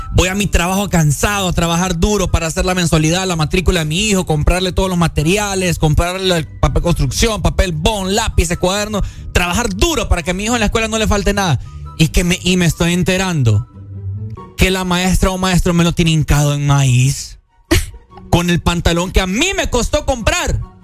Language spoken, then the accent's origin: Spanish; Honduras; esa montunés que tenemos nosotros, que porque somos hondureños